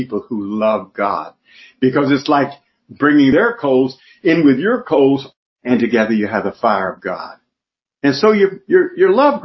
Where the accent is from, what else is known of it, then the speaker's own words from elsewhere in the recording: South Georgia, United States; I'm from South Georgia. And being from South Georgia, I have some language that you might not understand